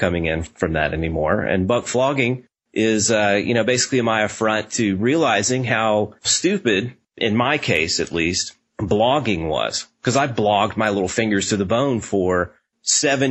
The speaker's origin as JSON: {"language": "English", "town": "Nashville", "region": "Tennessee", "country": "United States", "tie": "born or raised there", "said": "I grew up in Nashville"}